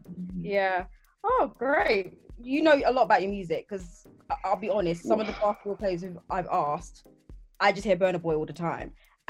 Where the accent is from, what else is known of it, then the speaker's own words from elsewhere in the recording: London, United Kingdom; because I'm from Tottenham as well